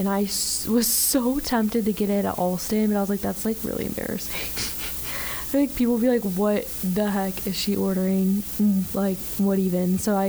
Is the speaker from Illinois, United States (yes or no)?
yes; Chicago, Illinois, United States; now in Orange Beach, United States; I live in Orange Beach, by the way, so I like am surrounded by seafood. I'm originally from Chicago